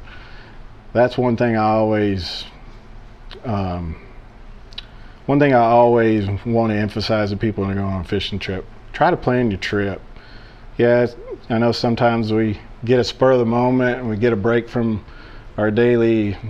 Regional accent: Chapel Hill, Tennessee, United States; I'm from Chapel Hill, Tennessee. Born and raised here, lived here most of my life

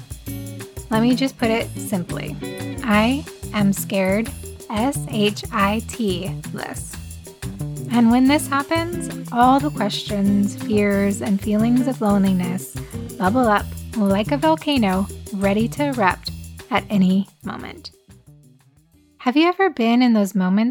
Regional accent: United States

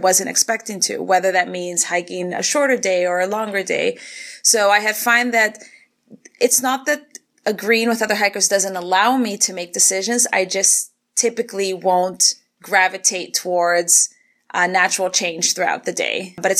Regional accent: Argentina; also born or lived in Canada; now in Atlanta, United States; I am 31 years old. I live in Atlanta, but I'm originally from Argentina and Canada.

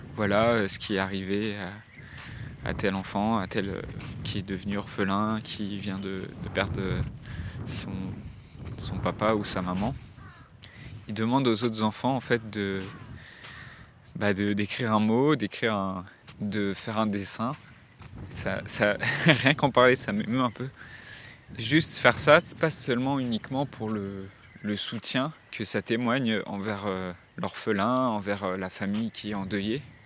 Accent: Séné, Brittany, France; moved away; Là actuellement je suis dans la ville dans laquelle j'ai grandi, en Bretagne. C'est un village qui s'appelle euh, Séné, qui est au sud de Vannes, dans le Morbihan

